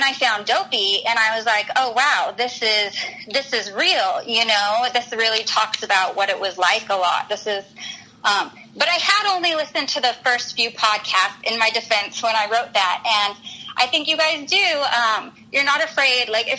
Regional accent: Utah, United States; now in Scottsdale, United States; I grew up in Utah

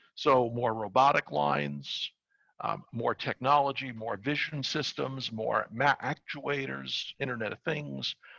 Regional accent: New York City, New York, United States; I'm from New York. I grew up in Brooklyn and worked on Wall Street

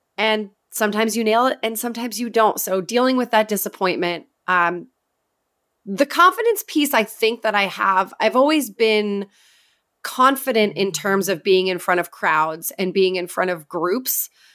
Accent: New Hampshire, United States; moved away; I grew up in New Hampshire, which is where I am back living now

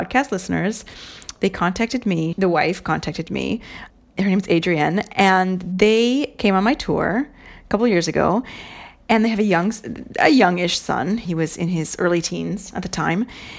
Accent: Ireland; But just in case you're thinking, I have no Italian heritage, I'm Irish.

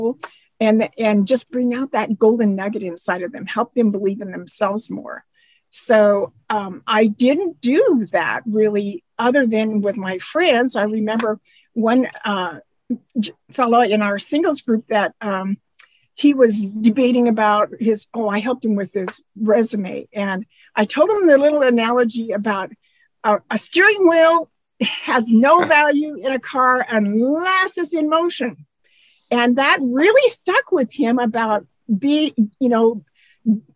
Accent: Eastern Washington, United States; That was in Eastern Washington. When we moved to the farm, and when I was 8 and a half

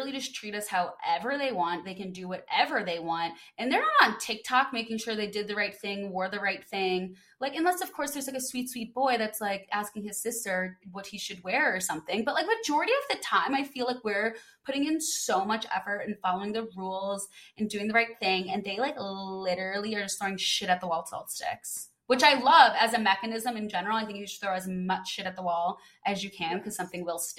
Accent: Midwest, United States; moved away; also born or lived in California; I was like from the Midwest

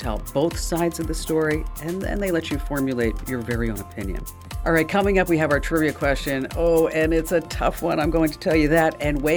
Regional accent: New Jersey, United States; I'm from New Jersey, so I say dwa

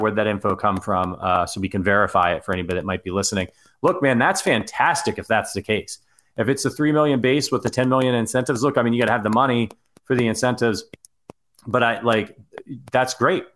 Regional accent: Ohio, United States; I'm from Ohio

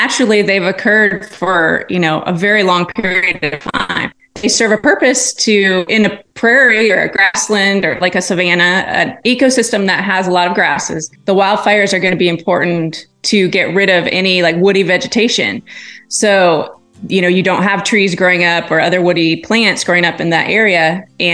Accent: Iowa, United States; now in Southwest Missouri, United States; I grew up in Iowa where, you know, grasslands abound.

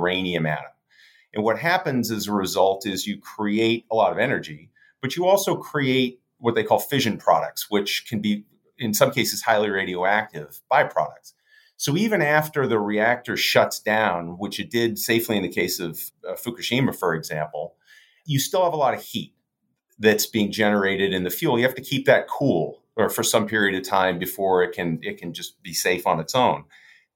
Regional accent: outside of Boston, Massachusetts, United States; I grew up outside of Boston in the early 80s

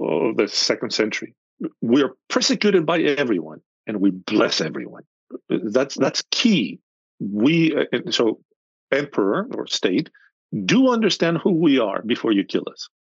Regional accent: Athens, Attica, Greece; moved away as an adult; now in United States; I'm from Athens, central Athens.

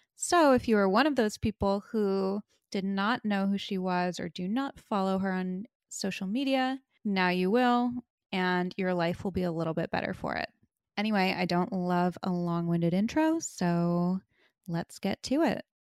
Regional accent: East Coast, United States; now in Los Angeles, United States; I'm originally from the East Coast

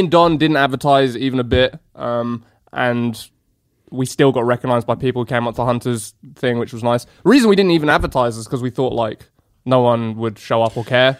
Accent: England, United Kingdom; moved away; I'm far too polite as an Englishman

